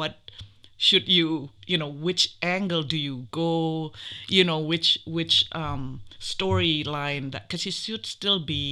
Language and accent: English; Jakarta, Indonesia; moved away as an adult; I'm from Indonesia originally. I was born in Jakarta. I came here when I was 18 years old for college.